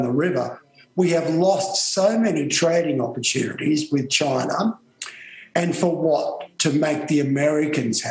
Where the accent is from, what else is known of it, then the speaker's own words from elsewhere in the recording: Australia; as an Australian.